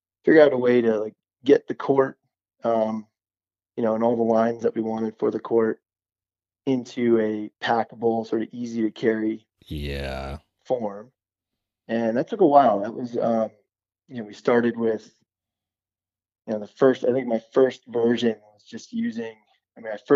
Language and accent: English; outside New York City, United States; I'm from outside New York City